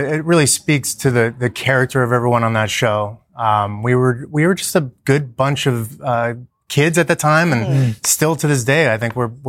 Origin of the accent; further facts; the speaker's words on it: Los Angeles, California, United States; Los Angeles, born and raised.